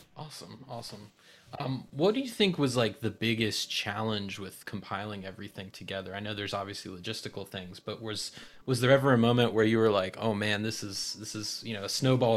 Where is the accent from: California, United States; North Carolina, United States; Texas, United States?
North Carolina, United States; North Carolina, that's my hometown, uh, home state